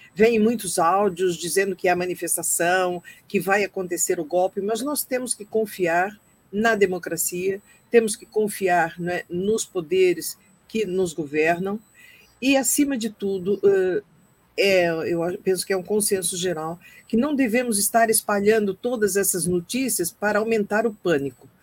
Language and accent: Portuguese; Brazil; moved away; nós saímos do Brasil, muitos de nós há muito tempo, como eu, mas não deixamos de ser brasileiros